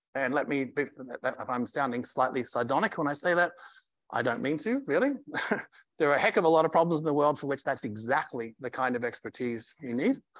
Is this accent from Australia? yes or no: yes; Australia; now in United States; as an Australian